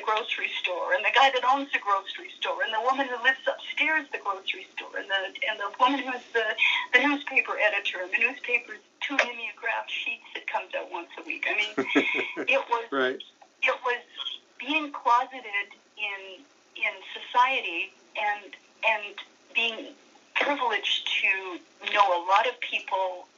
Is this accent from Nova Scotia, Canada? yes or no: no; North Vancouver, British Columbia, Canada; moved away; also born or lived in Hamilton, Ontario / Dundas, Ontario / northern Canada; I grew up in North Vancouver, which is just across the pond from the main city